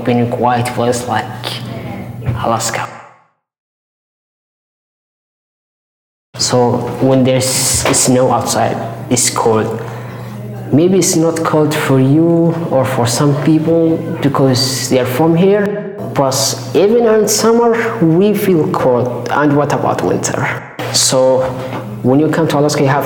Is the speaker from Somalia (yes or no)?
yes; Somalia; now in Anchorage, United States; We're not from here. We're from Africa. So summer here is winter in Somalia.